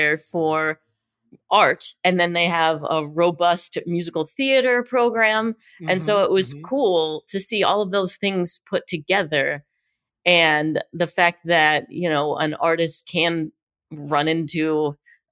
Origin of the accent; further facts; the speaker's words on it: Pittsburgh, Pennsylvania, United States; moved away; I'm originally from Pittsburgh, Pennsylvania